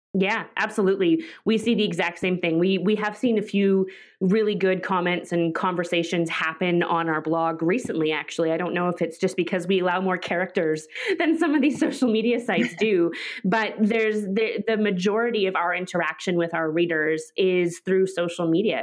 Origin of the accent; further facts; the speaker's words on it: Vancouver, British Columbia, Canada; I'm from Vancouver